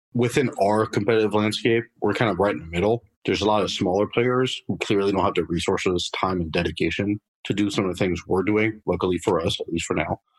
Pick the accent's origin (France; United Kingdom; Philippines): France; Paris, Île-de-France; moved away as an adult; also born or lived in Boston area, United States; now in United States; I was actually born and raised in Paris, France. Uh, lived there for about 20 years.